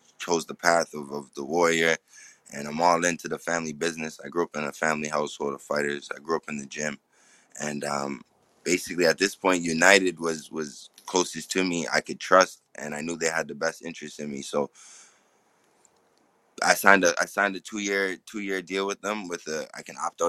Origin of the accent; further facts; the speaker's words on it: Canada; Yeah, I live in Canada. I'm born and raised in Canada.